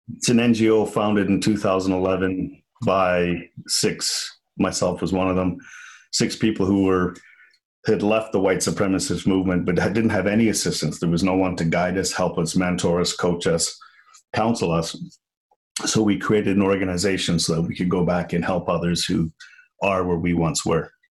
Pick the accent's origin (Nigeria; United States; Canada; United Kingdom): United Kingdom; Liverpool, North West England; moved away; I'm from Liverpool.